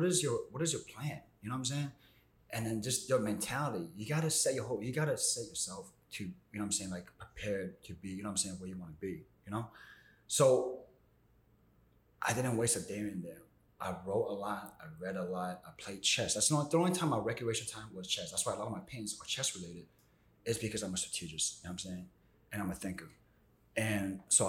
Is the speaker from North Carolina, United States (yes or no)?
no; Maryland, United States; also born or lived in Argentina; now in New York, United States; I grew up out in Maryland